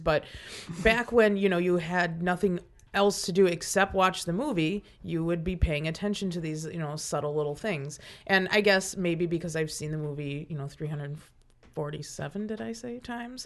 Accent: Milwaukee, Wisconsin, United States; growing up in Milwaukee, there's plenty of bridges that open up near downtown

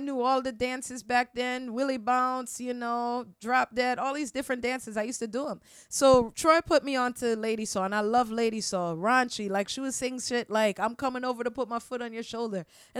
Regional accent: Trinidad & Tobago; And I'm like, oh, I'm from Trinidad.

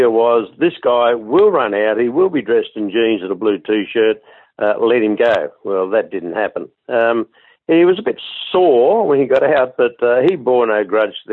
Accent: Sydney, New South Wales, Australia; I was born and bred in Sydney.

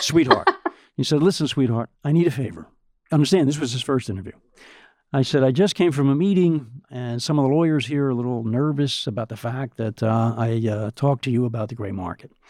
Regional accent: United States; being an American

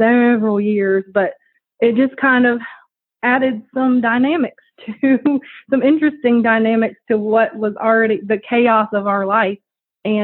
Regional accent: New Orleans, Louisiana, United States; also born or lived in Chalmette, Louisiana; I grew up in New Orleans, Louisiana. I was born in New Orleans, and we lived in Chalmette

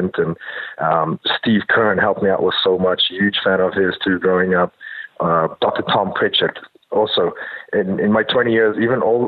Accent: South Africa; moved away as an adult; growing up in South Africa

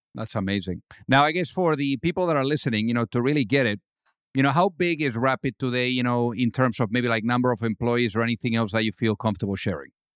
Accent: Madrid, Community of Madrid, Spain; I was raised in Madrid

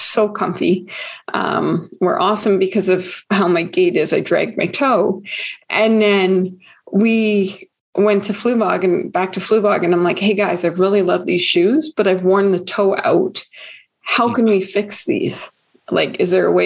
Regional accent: Calgary, Alberta, Canada; I'm born and raised Calgarian

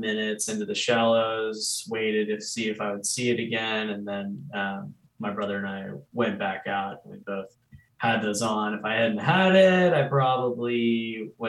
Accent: Charleston, South Carolina, United States; I grew up in Charleston, South Carolina. And so I've lived on the ocean my whole life

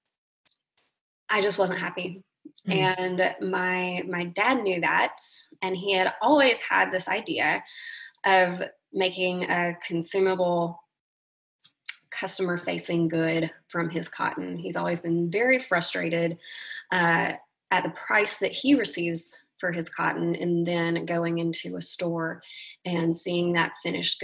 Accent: Moulton, Alabama, United States; I grew up in Moulton, Alabama, and our house was surrounded by a couple of 100 acres of cotton.

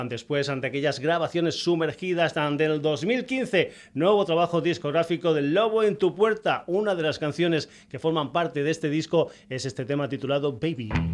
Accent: Extremadura, Spain; nos vamos para mi tierra, nos vamos para Extremadura

